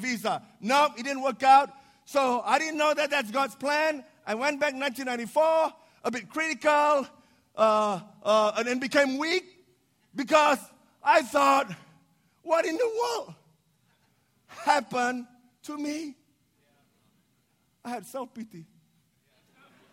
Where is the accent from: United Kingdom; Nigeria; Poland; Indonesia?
Indonesia; moved away as an adult; also born or lived in Chicago, United States; I was born in Indonesia, but I'm the minority because I was Chinese by descendant.